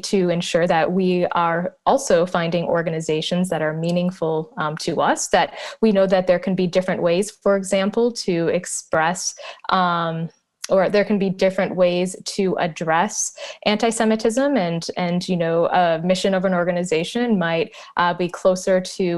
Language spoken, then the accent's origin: English; Minneapolis–Saint Paul, Minnesota, United States; I grew up in the Twin Cities